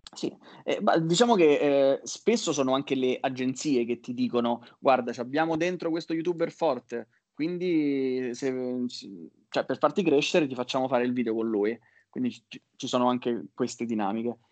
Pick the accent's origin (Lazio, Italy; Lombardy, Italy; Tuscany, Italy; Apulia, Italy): Lazio, Italy; Rome; io sono di Roma